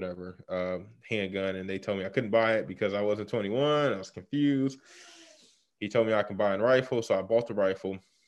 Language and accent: English; Chicago, Illinois, United States; I'm from Chicago, south side of Chicago to be exact, Morgan Park